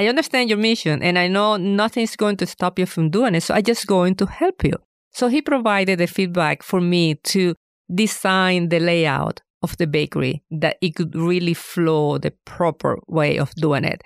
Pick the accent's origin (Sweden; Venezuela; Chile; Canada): Venezuela; moved away as an adult; now in Fayetteville, United States; I am originally from Venezuela